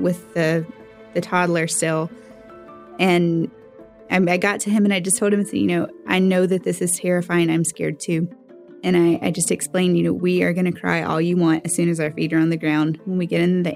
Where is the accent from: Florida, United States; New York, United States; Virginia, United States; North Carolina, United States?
North Carolina, United States; Western; I'm from Western North Carolina, and I'm 31 years